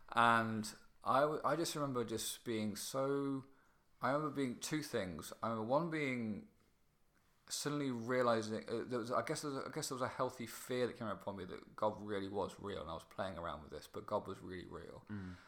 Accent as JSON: {"language": "English", "town": "Kirkby Mallory", "region": "East Midlands", "country": "United Kingdom", "tie": "born or raised there", "said": "teenage years, I was living in a place called Kirkby Mallory, which is um, which is near Mallory Park"}